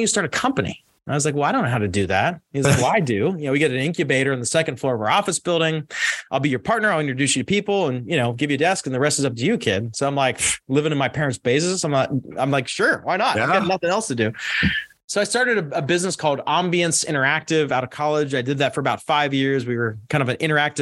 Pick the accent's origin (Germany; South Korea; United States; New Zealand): United States; Pittsburgh, Pennsylvania; I grew up in Pittsburgh, Pennsylvania.